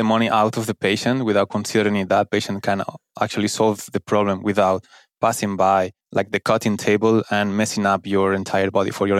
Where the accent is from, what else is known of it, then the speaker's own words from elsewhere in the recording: Valencia, Valencian Community, Spain; English is a second language; moved away as an adult; now in Kuwait; I'm from Spain, from Valencia specifically